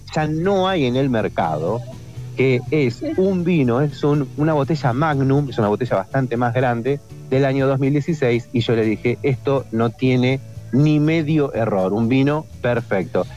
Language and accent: Spanish; Rosario, Santa Fe, Argentina; now in Entre Ríos, Argentina; yo soy de Rosario, pero vivo en Entre Ríos